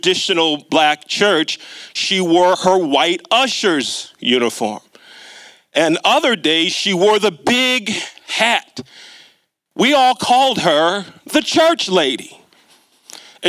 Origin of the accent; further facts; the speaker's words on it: Catonsville, Maryland, United States; when I was a little boy growing up in Catonsville. For those of you that aren't aware of the Baltimore area, Catonsville is on the southwest part of Baltimore County